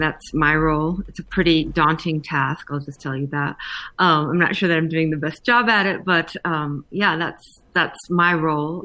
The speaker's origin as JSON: {"language": "English", "town": "New York City", "region": "New York", "country": "United States", "tie": "born or raised there", "also_born_or_lived": "Chile / San Francisco", "moved": "as an adult", "lives_now": "Boulder, United States", "said": "born in Chile, brought to San Francisco, raised in New York, moved to Colorado about 13 years ago."}